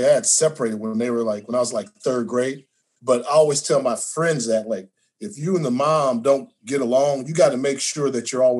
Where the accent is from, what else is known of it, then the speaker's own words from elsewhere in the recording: Los Angeles, California, United States; growing up in LA, it's like, you know, I'm coming from Crenshaw part of town